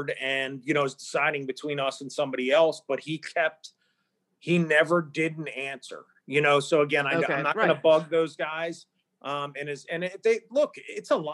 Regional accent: Maryland, United States; moved away; Maryland is my, you know, my home state

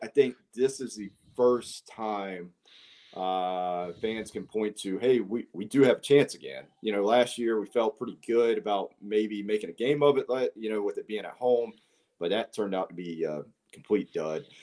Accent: Columbia, South Carolina, United States; I grew up in Columbia, went to college in Upstate

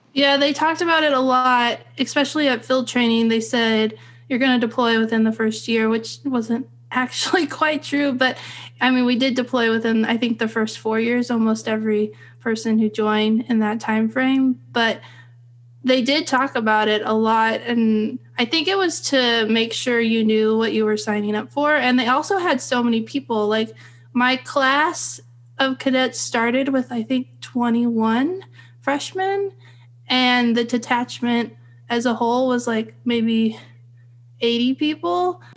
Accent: Fresno, California, United States; I grew up in Central California in Fresno

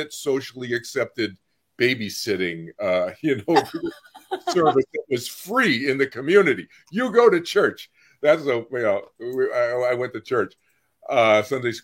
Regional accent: Boston, Massachusetts, United States; I grew up in Boston, Massachusetts

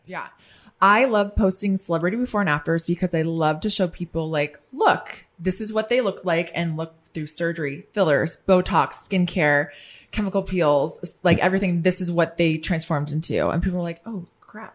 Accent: Midwest, United States; now in Washington, D.C., United States; I grew up in the Midwest, so for me, I talk to everyone

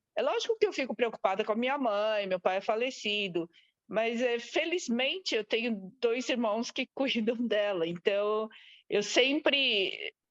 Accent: Brazil; moved away as an adult; now in Australia; E eu saí do Brasil a primeira vez quando eu tinha 21, na verdade. Então vai fazer trinta e tantos anos fora do Brasil.

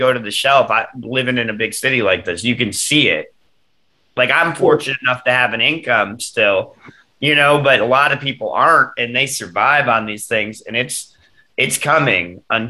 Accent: Michigan, United States; moved away as an adult; now in Arizona, United States; I grew up in Michigan

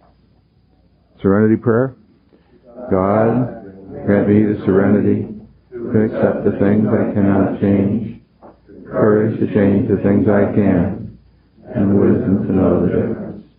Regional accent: Rochester, New York, United States; I'm from Rochester, born, bred there, I'll probably die there

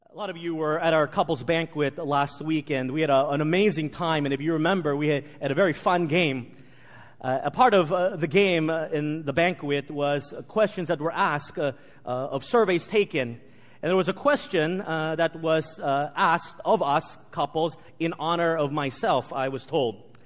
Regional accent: Texas, United States; Growing up in Texas, I'm a proud Texan

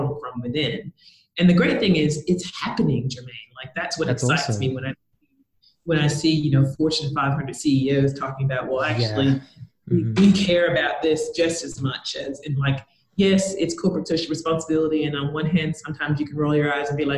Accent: United States; moved away as an adult; now in Australia; I came to Australia, so I'm American. I came to Australia to take on a sales manager job.

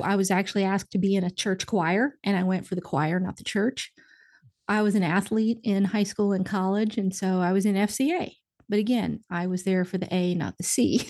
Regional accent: Indiana, United States; now in Nashville, United States; I'm from Indiana originally, so good old solid, solid Midwestern

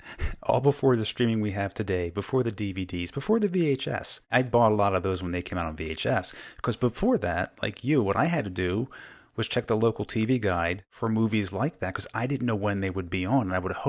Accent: Philadelphia, Pennsylvania, United States; when I was growing up in the Philadelphia area, it was Dr. Shock on Channel 17 that was our horror film host.

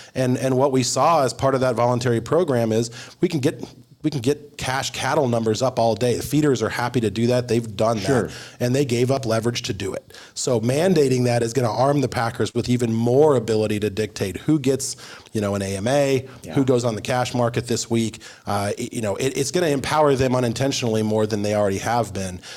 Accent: Arizona, United States; I'm from Arizona

